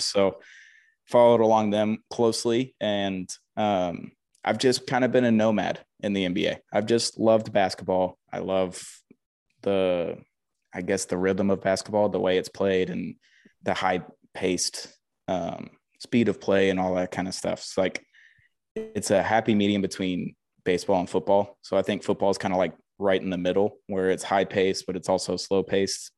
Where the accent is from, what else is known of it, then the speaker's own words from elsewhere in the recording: Huntsville, Alabama, United States; I grew up in Huntsville, Alabama